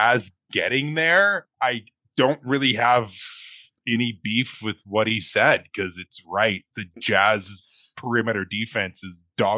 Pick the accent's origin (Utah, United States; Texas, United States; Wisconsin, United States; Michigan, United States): Utah, United States; Provo; I'm from Provo.